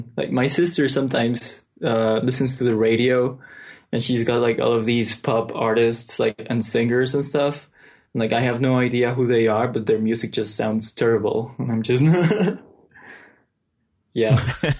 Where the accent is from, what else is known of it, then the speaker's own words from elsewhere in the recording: Mexico; English is a second language; growing up in Mexico versus growing up in America is very mm-hmm. different.